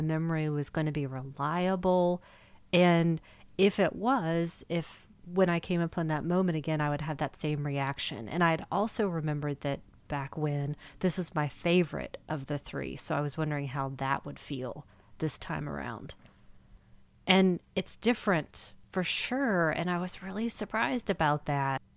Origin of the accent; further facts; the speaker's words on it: United States; as an American